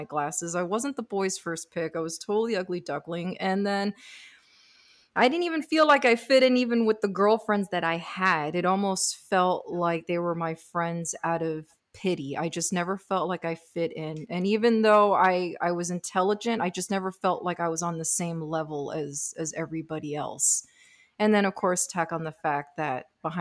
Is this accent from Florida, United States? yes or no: yes; Miami, Florida, United States; I was born and raised in Miami